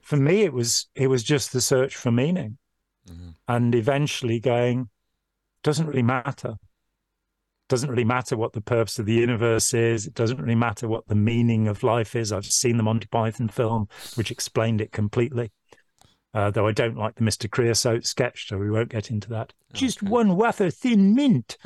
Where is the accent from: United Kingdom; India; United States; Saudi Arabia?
United Kingdom; Lichfield, West Midlands; now in Nottingham, United Kingdom; I grew up in Lichfield in Staffordshire, 40, 50 miles away